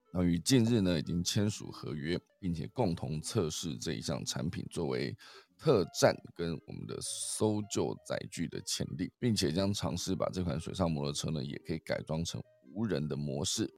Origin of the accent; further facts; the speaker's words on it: Taiwan; 我们台湾人